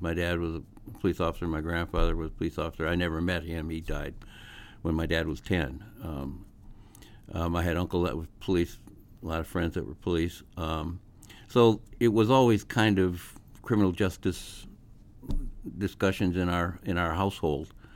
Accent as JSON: {"language": "English", "region": "Massachusetts", "country": "United States", "moved": "as an adult", "lives_now": "Omaha, United States", "said": "I'd probably end up back in Massachusetts"}